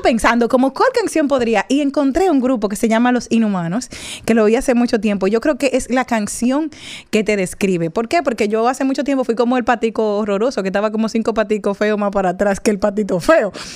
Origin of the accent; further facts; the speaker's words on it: Dominican Republic; nosotros los dominicanos